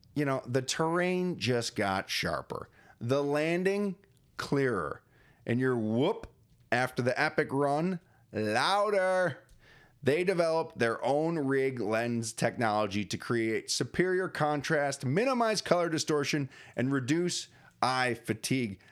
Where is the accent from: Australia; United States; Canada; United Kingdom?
United States; Springville, New York; my hometown, beautiful Springville, New York.